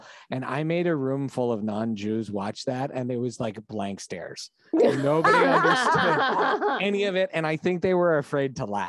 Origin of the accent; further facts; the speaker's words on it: Montreal, Quebec, Canada; we grew up in Montreal